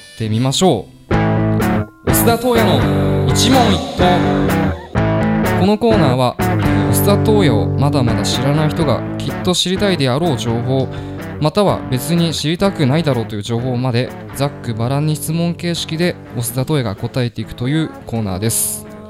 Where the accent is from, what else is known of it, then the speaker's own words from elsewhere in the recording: Ome, Tokyo, Japan; 僕はあの東京都青梅市出身のシンガーソングライターです